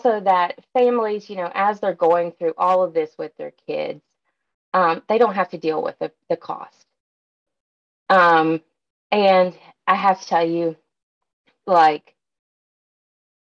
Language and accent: English; Dandridge, Tennessee, United States; moved away as an adult; now in Memphis, United States; I'm from like a small town called Dandridge